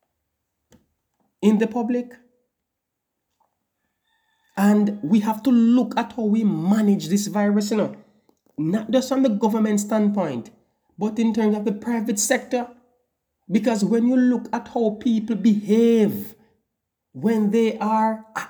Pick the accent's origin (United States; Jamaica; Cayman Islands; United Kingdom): Jamaica; as a Jamaican